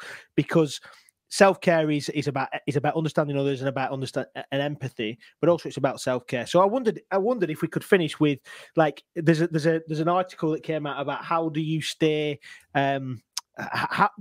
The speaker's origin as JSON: {"language": "English", "region": "the north of England", "country": "United Kingdom", "accent": "Northern", "said": "I've got this dulcet Northern tone. Dan doesn't think I'm even Northern because I'm like probably 100 miles south of where Dan is, and so therefore he thinks I'm in the Midlands"}